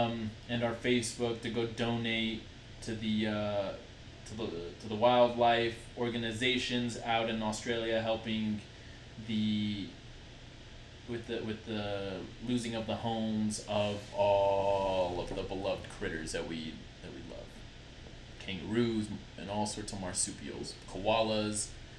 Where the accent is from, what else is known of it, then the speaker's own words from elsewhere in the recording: Utah, United States; We're from Utah. Stay Utarded.